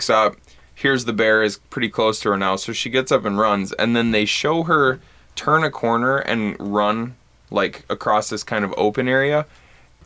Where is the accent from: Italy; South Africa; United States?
United States; Bad Axe, Michigan; Growing up in Bad Axe